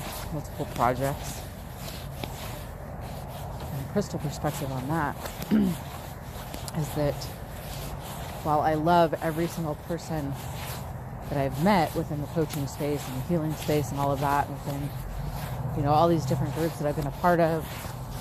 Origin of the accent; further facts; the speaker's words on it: San Diego, California, United States; now in Utah, United States; I'm from San Diego